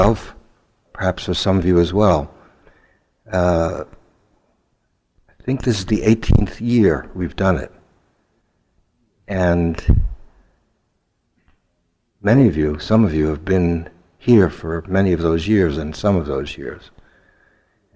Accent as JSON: {"language": "English", "town": "New York City", "region": "New York", "country": "United States", "tie": "born or raised there", "said": "I had had bad experiences growing up in Brooklyn by being beaten up by Italian kids all the time"}